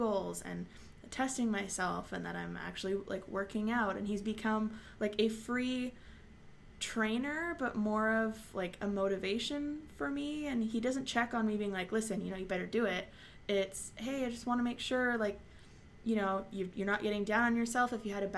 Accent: Montreal, Quebec, Canada; born or raised there

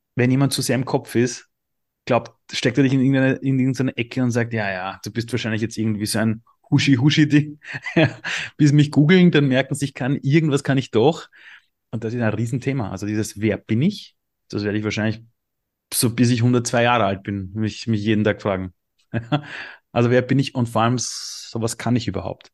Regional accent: Austria; also born or lived in Iran; ich bin im Flüchtlingsheim aufgewachsen, es hätte richtig schief gehen können. Gott sei Dank sind wir nach Österreich geflohen

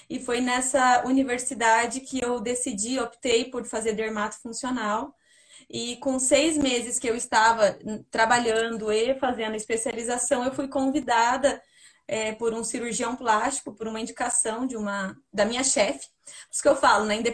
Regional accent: Paraná, Brazil; now in Curitiba, Brazil; eu vim do interior do Paraná para Curitiba buscar emprego.

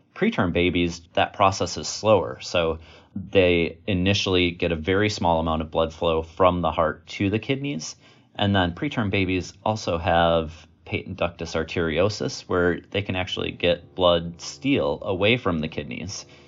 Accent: Wisconsin, United States; also born or lived in Virginia; I was born and raised in Wisconsin

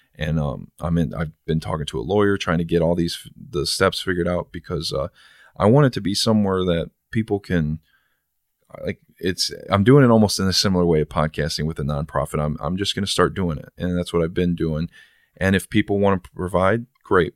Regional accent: San Bernardino, California, United States; now in Toledo, United States; I was born in San Bernardino and I ended up here

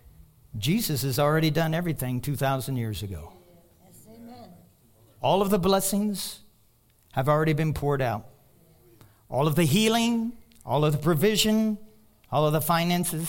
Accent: Kentucky, United States; now in Colorado, United States; I'm from Kentucky.

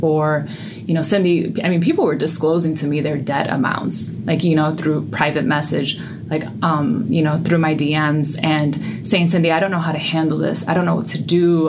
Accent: New York City, New York, United States; I was born and raised in the Bronx, New York

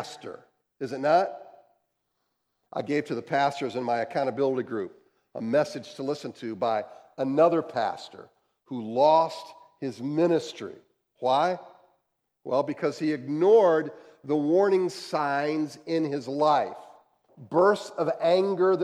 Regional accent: Ohio, United States; moved away as an adult; also born or lived in St. Louis / Denver; we moved from Ohio, and then we lived in St. Louis, and we lived in Denver.

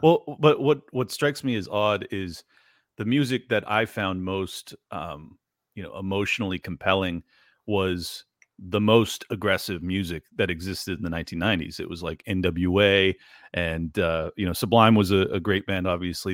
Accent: San Diego, California, United States; I grew up in San Diego, California

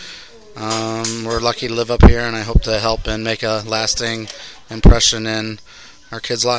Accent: Brighton, Michigan, United States; I grew up in Brighton, Michigan.

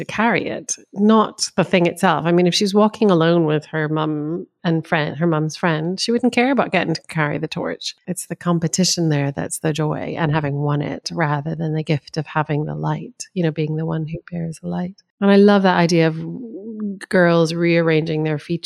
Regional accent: United States; now in United Kingdom; Americans and our homecoming traditions

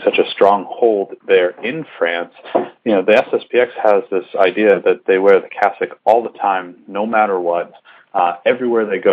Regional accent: Massachusetts, United States; my home state, Massachusetts

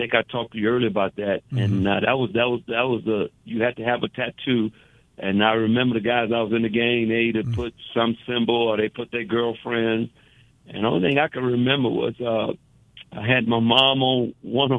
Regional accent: New Orleans, Louisiana, United States; I was born in the Charity Hospital, downtown New Orleans

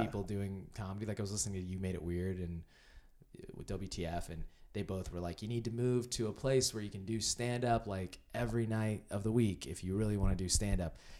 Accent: Indiana, United States; moved away as an adult; now in Los Angeles, United States; I'm from Indiana

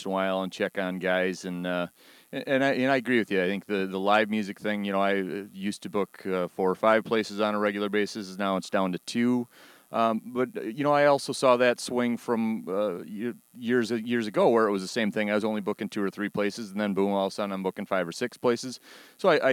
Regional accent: Rochester, United States; my hometown here in Rochester

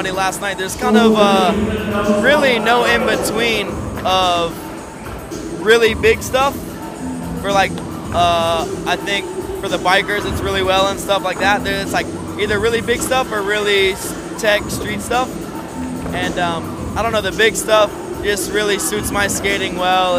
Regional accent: South Carolina, United States; moved away as an adult; now in California, United States; South Carolina is where I was born and raised, and just recently moved to California.

